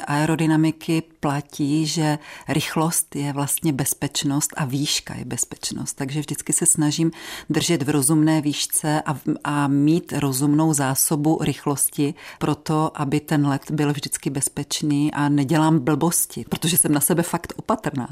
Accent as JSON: {"language": "Czech", "region": "Moravian Wallachia", "country": "Czechia", "said": "u nás na Valašsku"}